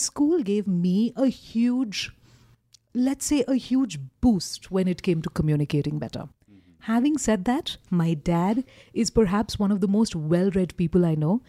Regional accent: Kolkata, West Bengal, India; moved away as an adult; now in Kathmandu, Nepal; I grew up in Calcutta

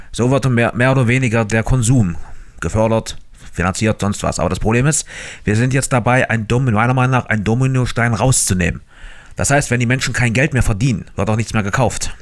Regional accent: Germany; bei uns in Deutschland

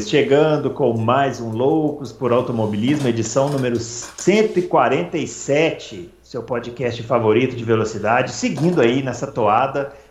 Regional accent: Rio Grande do Sul, Brazil; Eu nasci no Rio Grande do Sul, embora é, seja mineiro de coração.

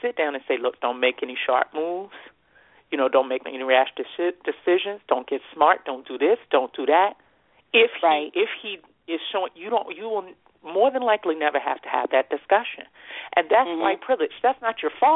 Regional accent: United States; I'm an American and I'm privileged to be an American.

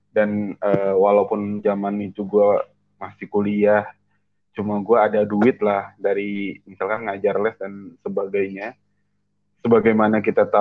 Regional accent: Indramayu, West Java, Indonesia; di kampung di, di, uh, di kampung gue di Indramayu

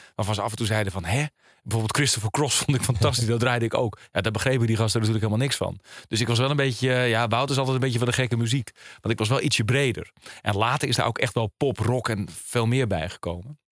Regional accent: Alkmaar, North Holland, Netherlands; ik kom uit Alkmaar. Daar ben ik eh, opgegroeid

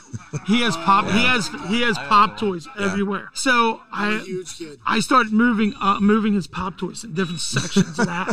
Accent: Chichester, Pennsylvania, United States; We're from Chichester, Pennsylvania.

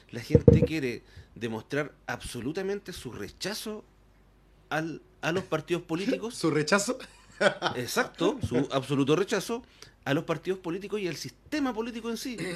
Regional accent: Concepción, Biobío, Chile; yo soy de Conce igual que ella, pero yo debo ser bien honesto.

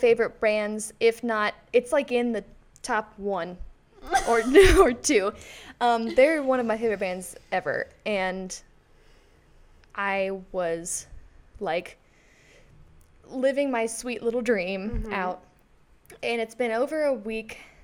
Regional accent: near Cincinnati, Indiana, United States; I'm from Indiana, but I'm like 40 minutes from Cincinnati

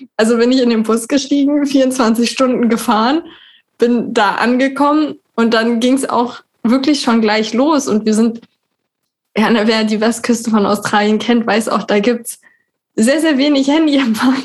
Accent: Berlin, Germany; wohne in Berlin. Ich komme auch aus Berlin.

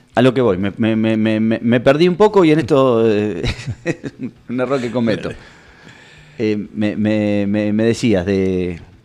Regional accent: Nueve de Julio, Buenos Aires Province, Argentina; yo soy de 9 de julio. Yo soy de 9 de julio. Y quiero lo mejor para mi ciudad

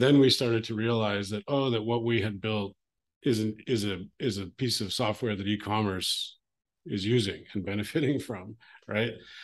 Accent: Calgary, Alberta, Canada; I grew up in Western Canada, a city called Calgary

